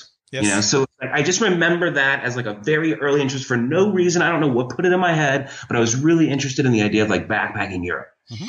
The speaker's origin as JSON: {"language": "English", "region": "Florida", "country": "United States", "tie": "born or raised there", "also_born_or_lived": "Ohio", "said": "Grew up in Florida. I was born in Ohio, but I moved to Florida when I was 11, so I basically am from Florida."}